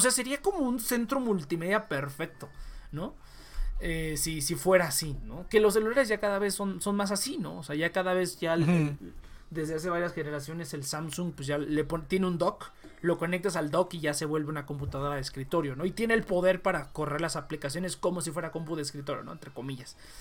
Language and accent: Spanish; Mexico